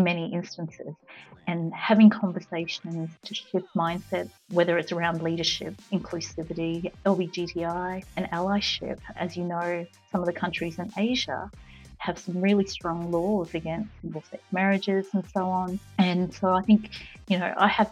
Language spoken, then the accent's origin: English; Sydney, New South Wales, Australia; also born or lived in Myanmar; now in Brisbane, Australia; I grew up in Sydney